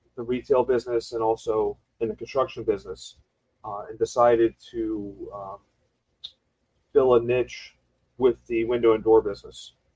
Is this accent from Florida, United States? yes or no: yes; South Florida, United States; I'm a uh, native Floridian, born and raised in the South Florida market.